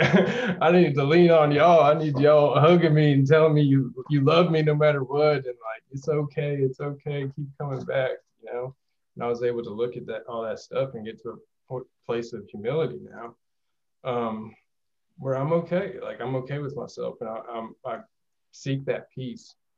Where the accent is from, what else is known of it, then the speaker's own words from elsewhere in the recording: Jackson, Mississippi, United States; I'm from Jackson, Mississippi metro area